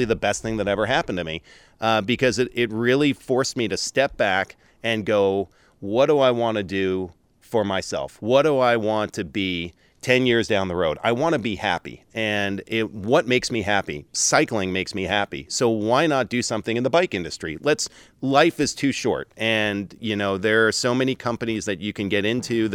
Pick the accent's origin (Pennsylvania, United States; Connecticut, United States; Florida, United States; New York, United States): New York, United States; moved away as an adult; also born or lived in Portland, Oregon; born and raised in New York